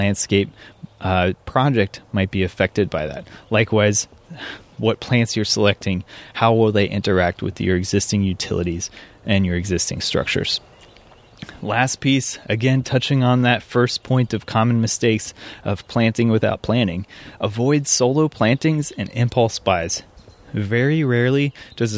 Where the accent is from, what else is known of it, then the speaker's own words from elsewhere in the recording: Midwest, United States; I grew up in the Midwest